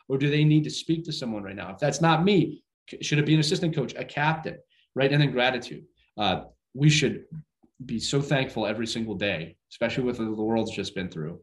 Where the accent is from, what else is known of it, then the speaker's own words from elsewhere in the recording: Northeast, United States; I'm from the Northeast